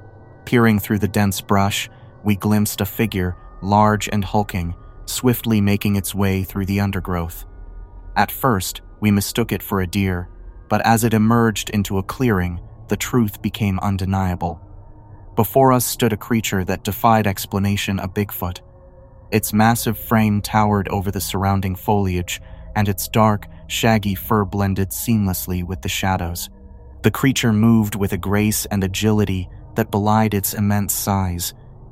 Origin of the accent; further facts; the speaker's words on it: Alaska, United States; I grew up in Alaska, just on the bubble of civilization, sort of. Up there, even in the big cities, you'll get bears and moose and such.